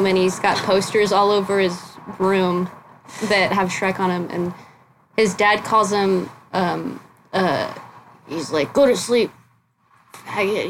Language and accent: English; San Dimas, California, United States; also born or lived in Arcadia, California / Pasadena, California / Sacramento, California; I grew up in San Dimas. And a little bit of Pasadena and a little bit of Sacramento